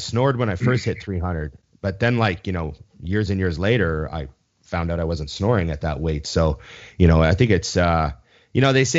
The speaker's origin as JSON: {"language": "English", "country": "Canada", "said": "as a Canadian."}